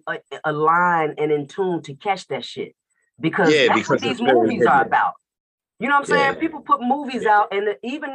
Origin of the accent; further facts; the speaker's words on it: Chicago, Illinois, United States; also born or lived in Atlanta, Georgia; I'm in Chicago, and I'm from Chicago, Illinois, but I used to live in Atlanta, Georgia. And I was there for like over 20-something years.